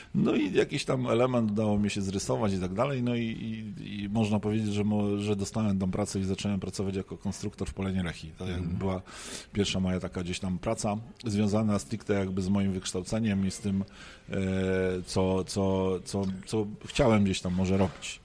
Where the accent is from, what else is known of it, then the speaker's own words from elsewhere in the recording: Poznań, Greater Poland, Poland; jestem poznaniakiem